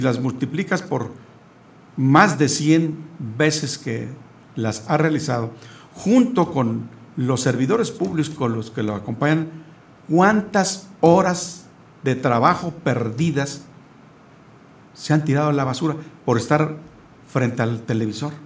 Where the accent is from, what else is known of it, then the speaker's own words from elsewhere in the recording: Querétaro, Mexico; los que somos queretanos